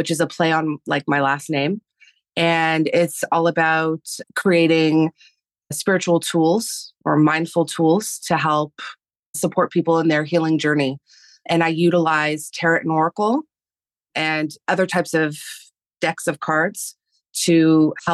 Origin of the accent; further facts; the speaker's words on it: Canada; first language Spanish; English is a second language; being in Canada and living in a European household and my first language being Spanish and then having to switch to English when school started